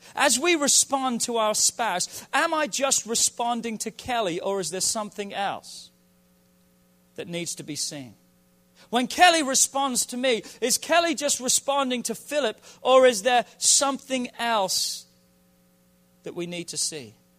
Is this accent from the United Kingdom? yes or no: yes; England, United Kingdom; I'm from England